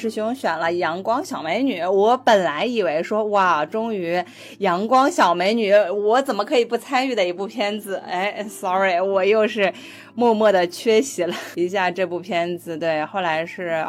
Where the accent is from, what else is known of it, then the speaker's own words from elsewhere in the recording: Northeast China, China; 作为一个东北人的我